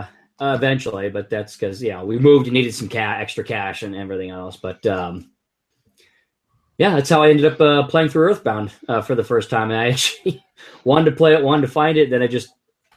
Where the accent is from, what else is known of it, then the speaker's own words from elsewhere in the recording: Northeast, United States; also born or lived in Arkansas; now in Massachusetts, United States; I'm actually from the Northeast, and I'm in Massachusetts now.